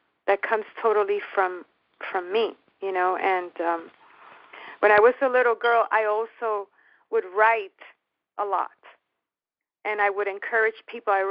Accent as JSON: {"language": "English", "town": "New York City", "region": "New York", "country": "United States", "tie": "born or raised there", "also_born_or_lived": "Miami", "moved": "yes", "said": "I was born in the Bronx, New York, of Puerto Rican parents."}